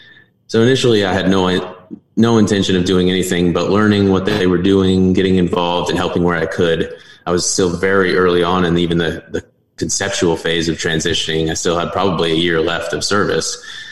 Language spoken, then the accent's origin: English; Northwest Arkansas, United States; moved away as an adult; Northwest Arkansas, my hometown.